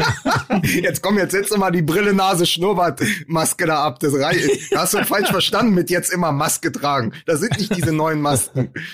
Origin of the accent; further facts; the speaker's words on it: Berlin, Germany; als Berliner